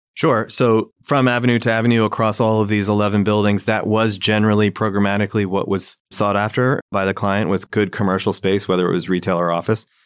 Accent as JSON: {"language": "English", "region": "New Jersey", "country": "United States", "tie": "born or raised there", "also_born_or_lived": "Maryland", "moved": "yes", "lives_now": "New York City, United States", "said": "I grew up in New Jersey"}